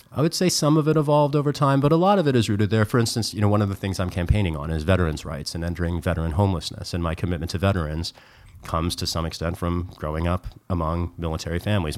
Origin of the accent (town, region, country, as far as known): rural Missouri, United States; born or raised there; moved away as an adult; now in San Francisco, United States